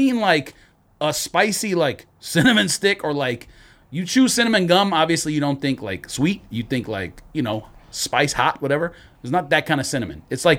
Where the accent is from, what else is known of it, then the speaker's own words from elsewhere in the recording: Los Angeles, California, United States; also born or lived in Tucson, Arizona; now in Arizona, United States; I grew up in California, in L.A.